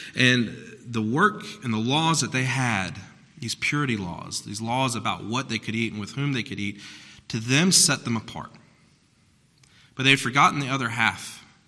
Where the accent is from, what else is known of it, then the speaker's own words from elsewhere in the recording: South Carolina, United States; I'm from South Carolina